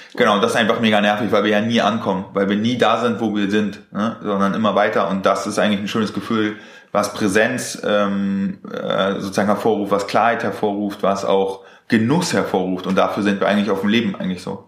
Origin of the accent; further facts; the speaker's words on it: Germany; so sind wir einfach aufgewachsen hier in Deutschland.